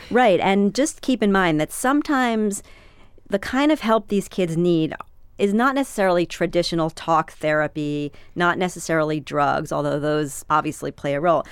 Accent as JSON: {"language": "English", "region": "New York", "country": "United States", "tie": "born or raised there", "said": "I grew up in New York."}